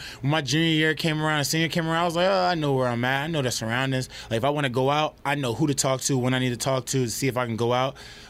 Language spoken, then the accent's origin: English; New Jersey, United States; I'm from New Jersey, and I like that.